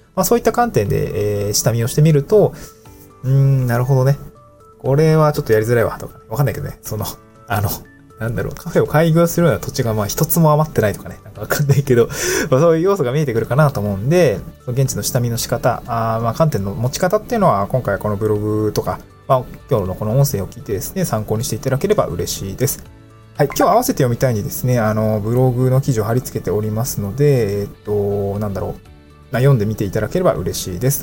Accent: Niigata, Japan; moved away as an adult; also born or lived in Aomori / Tokyo; now in Awaji Island, Japan; 新潟に生まれて、まあ、28年ぐらいかな。で、青森に4年ぐらい住んでいた

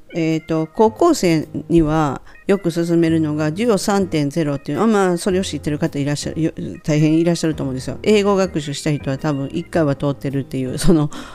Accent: Kansai, Japan; accent: Kansai dialect; 関西弁なので関西弁で言わせるんですね

